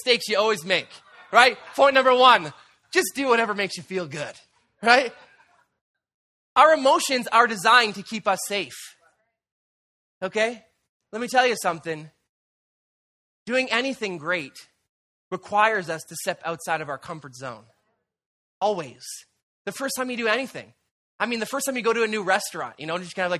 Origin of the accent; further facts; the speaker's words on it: Canada; we're Canadian